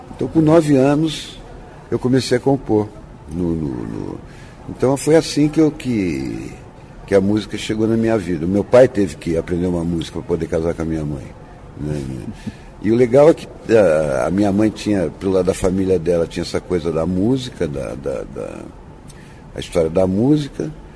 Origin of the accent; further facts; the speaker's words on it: Ubatuba, São Paulo, Brazil; moved away; also born or lived in Santos / Taubaté; Eu, eu nasci em Santos e fui criado em Ubatuba, porque minha família, tanto de pai e de mãe, eram, são todos ubatubanos